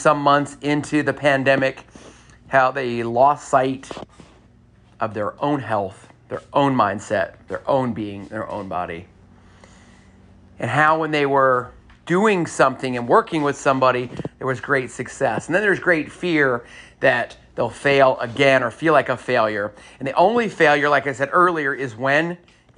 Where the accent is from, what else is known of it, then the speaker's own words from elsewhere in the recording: San Antonio, Texas, United States; moved away; I grew up in, part of my life, I grew up in San Antonio, Texas